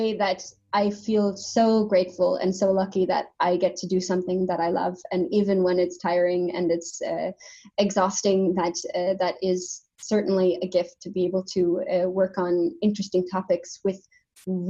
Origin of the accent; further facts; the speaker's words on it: United States; moved away as an adult; now in Denmark; I'm from the States